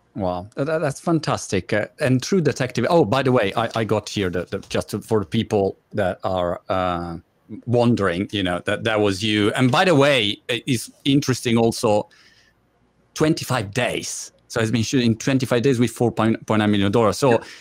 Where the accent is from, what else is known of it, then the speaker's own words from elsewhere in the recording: Italy; English is a second language; moved away as an adult; now in United Kingdom; I live in UK for eight years now. I'm Italian, as my British accent reveal, and my wife is British